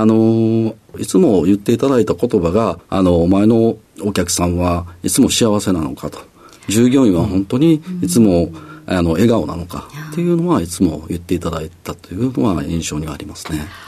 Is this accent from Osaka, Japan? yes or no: yes; Osaka, Japan